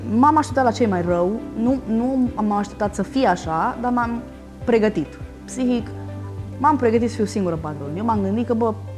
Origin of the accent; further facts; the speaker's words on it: Romania; ca români